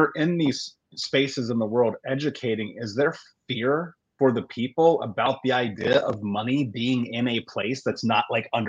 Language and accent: English; United States; obviously growing up in the States